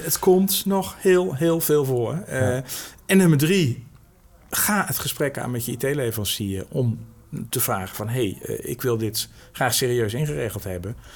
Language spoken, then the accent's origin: Dutch; Netherlands; we als Nederlanders